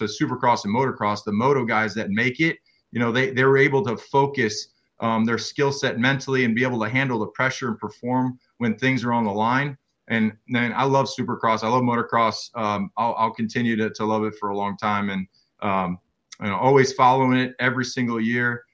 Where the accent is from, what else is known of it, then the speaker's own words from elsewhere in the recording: close to Joliet, Illinois, United States; moved away; And I'm from Illinois originally, close to Joliet.